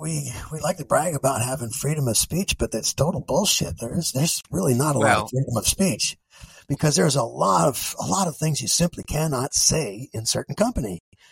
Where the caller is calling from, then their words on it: Terre Haute, Indiana, United States; I'm speaking from Terre Haute, Indiana, which is, you know, part of the Bible Belt